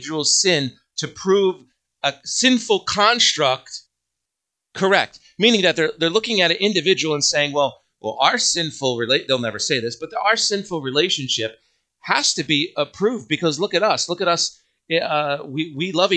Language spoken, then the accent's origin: English; United States; I am an American.